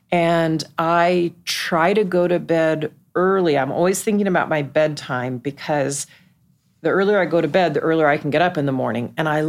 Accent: Dallas, Texas, United States; moved away; I grew up in Dallas.

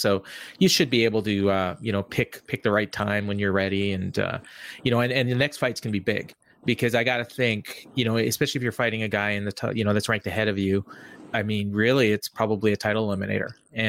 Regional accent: Winnipeg, Manitoba, Canada; I'm Winnipeg.

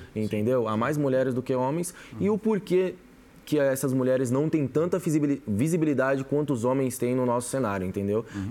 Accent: São Paulo, Brazil; eu que nasci na comunidade, para quem conhece, eu vim da zona sul de São Paulo ali, Capão Redondo, Campo Limpo, então é bem quebrada mesmo

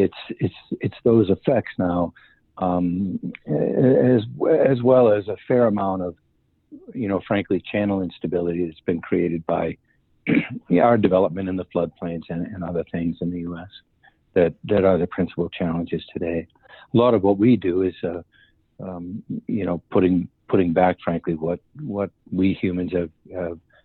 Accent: Massachusetts, United States; where I grew up in Massachusetts

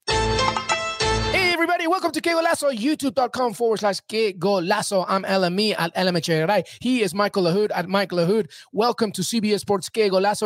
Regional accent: England, United Kingdom; moved away; I grew up in England. I know England like the back of my hand.

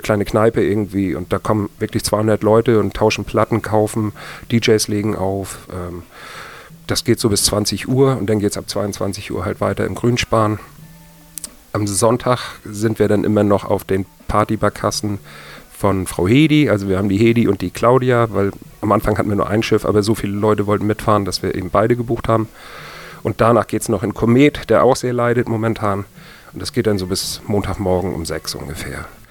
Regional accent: Kiel, Schleswig-Holstein, Germany; ich komme ursprünglich aus Kiel

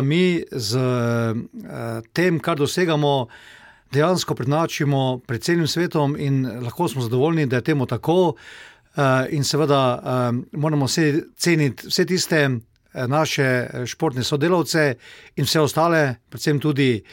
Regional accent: Slovenia

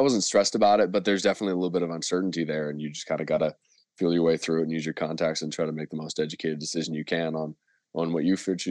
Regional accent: Canada; moved away as an adult; also born or lived in San Francisco, United States; being a Canadian student in the U.S.

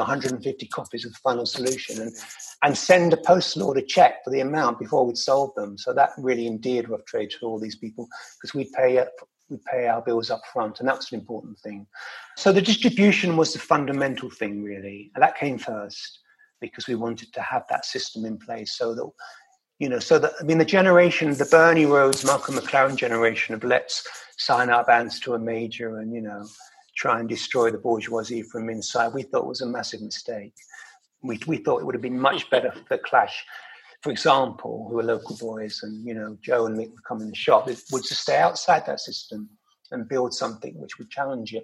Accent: London, United Kingdom; growing up in London

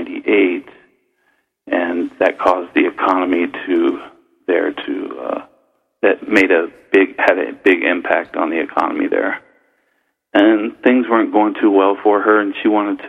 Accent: Cincinnati, Ohio, United States; moved away; also born or lived in San Francisco, California; I'm from Cincinnati, Ohio

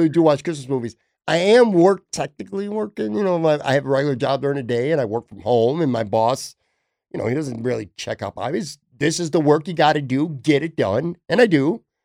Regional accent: Buffalo, New York, United States; I grew up on the West Side

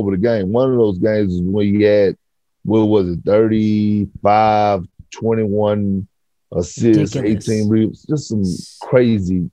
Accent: Toronto, Ontario, Canada; I grew up in Toronto

